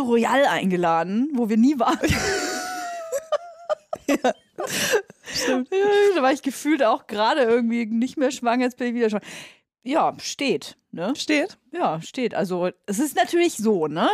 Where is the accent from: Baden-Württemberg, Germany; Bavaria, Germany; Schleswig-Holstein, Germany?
Bavaria, Germany; Nuremberg; now in Berlin, Germany; ich komme aus Nürnberg